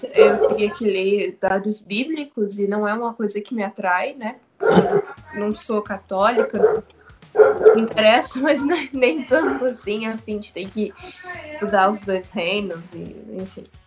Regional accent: Brazil; eu, como brasileira

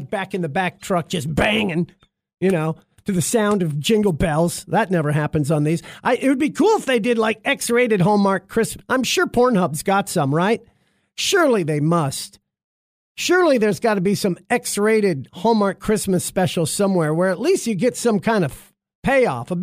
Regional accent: Alaska, United States; growing up in Alaska

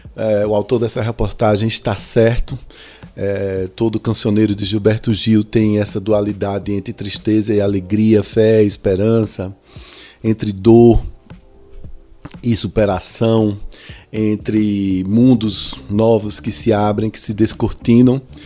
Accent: Brazil; nós somos como brasileiros

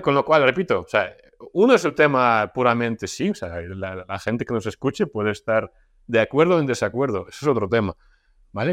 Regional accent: Russia; moved away; yo vengo de Rusia, ¿no? O sea, yo nací en Rusia, viví la mitad de mi vida ahí

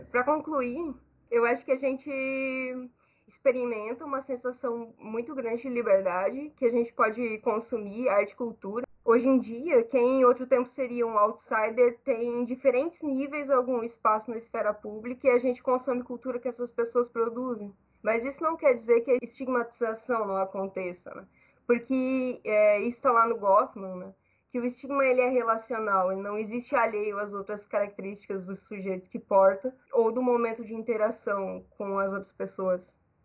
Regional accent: Brazil; Eu sou brasileira, eu sou jovem, artista

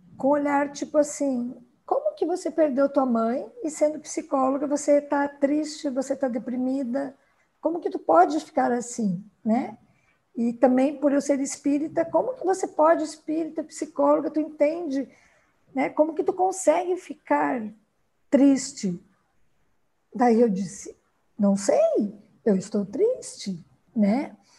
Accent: Rio Grande do Sul, Brazil; moved away as an adult; now in Sorriso, Brazil; Eu sou gaúcha, me formei no Rio Grande do Sul

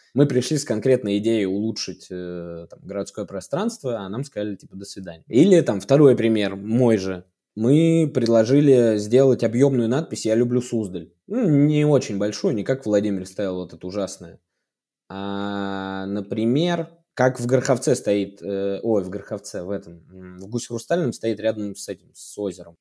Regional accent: Suzdal, Vladimir Oblast, Russia; мой родной город, я там вырос

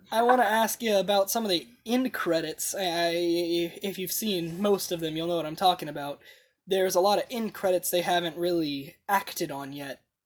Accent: United States; as an American

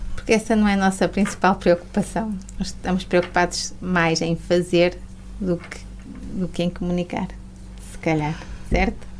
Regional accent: a village near Mirandela, Norte, Portugal; also born or lived in Porto; eu vim para, para a minha terra, não é? Porque eu fiz a minha formação no Porto e, e sou de uma aldeia perto de Mirandela

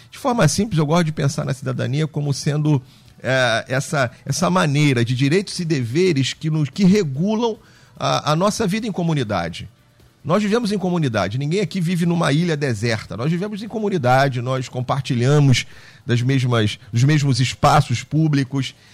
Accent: Rio de Janeiro, Brazil; Uh, nós somos aqui do Rio de Janeiro, cariocas, e andamos aí para fora

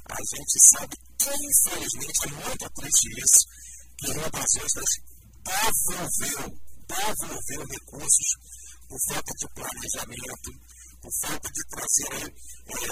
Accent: Brazil; moved away as an adult; now in Brasília, Brazil; Vim relatar um pouco aqui da minha história para vocês aqui. Tenho 31 anos, sou natural de Campos de Goiás, estou em Brasília desde 2010.

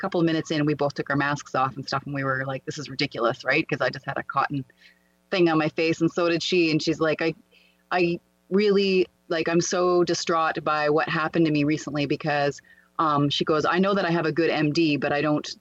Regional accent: Canada; I was at my hometown

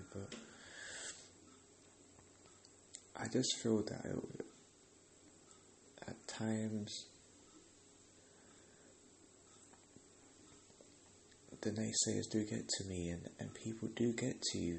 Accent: London, United Kingdom; I'm from England, I'm from London, and yeah, there's a lot of opportunities for us people that live here

